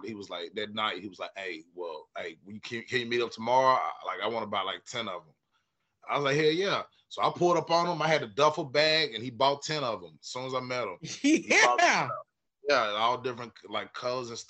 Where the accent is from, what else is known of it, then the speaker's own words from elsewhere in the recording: West Tennessee, United States; now in Nashville, United States; I'm originally from West Tennessee, a little bitty country town, about 20 minutes outside of Jackson